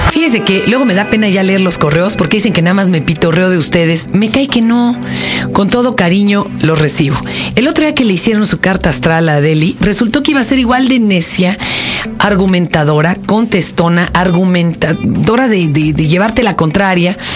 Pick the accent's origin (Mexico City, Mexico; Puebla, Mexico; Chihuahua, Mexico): Mexico City, Mexico; Milpa Alta; also born or lived in Colonia Doctores; now in Birmingham, United Kingdom; Soy mexicana de corazón y nacimiento. Nací en la colonia Doctores, pero la gran mayoría de mi vida viví en la provincia del DF, en Milpalta. Ahora mismo estoy en Birmingham.